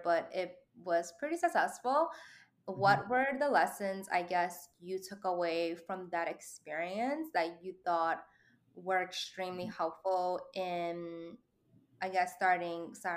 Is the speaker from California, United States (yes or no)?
no; New York City, New York, United States; coming from the Lower East Side as well, I feel like there's definitely this vibe, this like tight-knit community, and that's why like I'm such a New Yorker